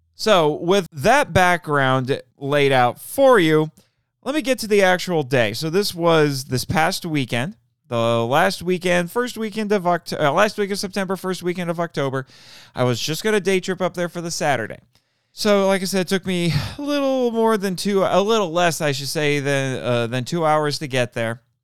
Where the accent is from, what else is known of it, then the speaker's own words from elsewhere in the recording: Fort Wayne, Indiana, United States; I'm from Fort Wayne, too